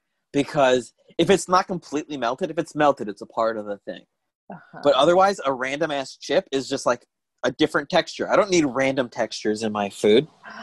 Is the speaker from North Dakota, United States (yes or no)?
no; Tucson, Arizona, United States; now in Los Angeles, United States; Tucson, Arizona.